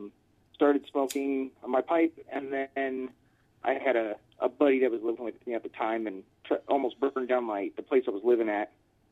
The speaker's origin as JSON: {"language": "English", "town": "San Bernardino", "region": "California", "country": "United States", "tie": "born or raised there", "also_born_or_lived": "Pomona / Las Vegas", "said": "Well, I was born in Southern California in Pomona, and just right outside of L.A., and I moved to San Bernardino when I was a kid and lived out here for a few years."}